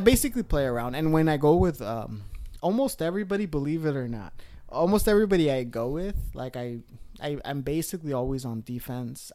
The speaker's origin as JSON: {"language": "English", "town": "Los Angeles", "region": "California", "country": "United States", "moved": "yes", "said": "I'm from Los Angeles."}